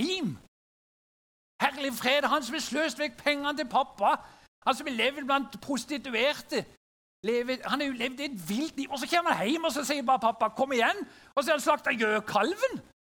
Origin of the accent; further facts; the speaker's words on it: Sørlandet, Norway; Som sørlending